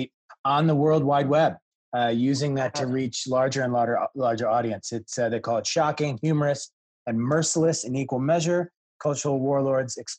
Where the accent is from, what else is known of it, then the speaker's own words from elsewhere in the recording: Midwest, United States; I grew up in the Midwest